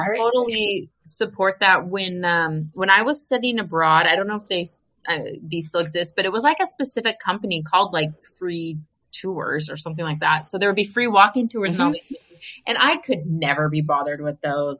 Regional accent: United States; we're American

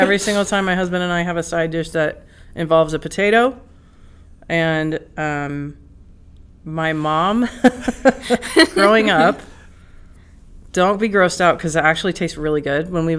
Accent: Nevada, United States; moved away; the town I grew up in Nevada

